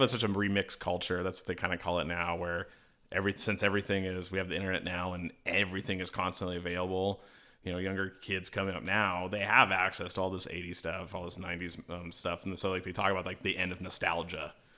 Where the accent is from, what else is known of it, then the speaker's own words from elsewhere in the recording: Colorado, United States; moved away; I'm from Colorado originally